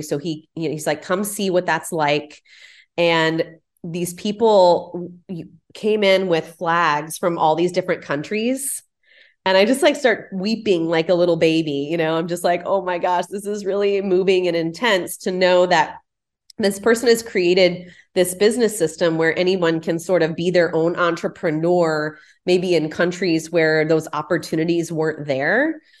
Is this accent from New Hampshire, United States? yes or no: no; Houston, Texas, United States; moved away as an adult; also born or lived in Pasadena; now in Houston, United States; growing up in the Heights